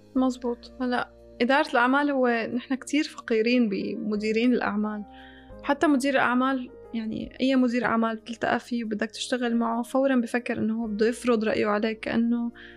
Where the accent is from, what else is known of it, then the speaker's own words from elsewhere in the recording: Syria; moved away as an adult; also born or lived in Damascus; now in Dubai, United Arab Emirates; أنا طلعت من سوريا